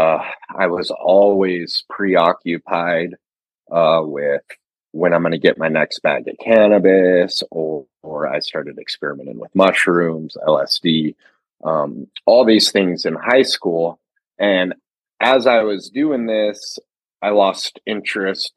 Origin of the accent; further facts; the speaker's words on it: Montana, United States; I grew up in Montana